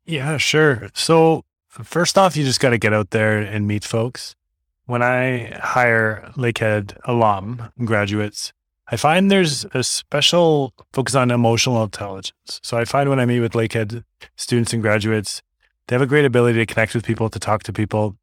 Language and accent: English; Toronto, Ontario, Canada; moved away as an adult; now in Northern Ontario, Canada; growing up in Toronto